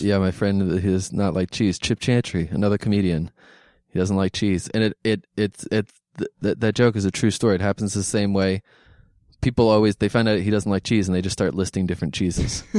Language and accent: English; Philadelphia, Pennsylvania, United States; I'm from Philadelphia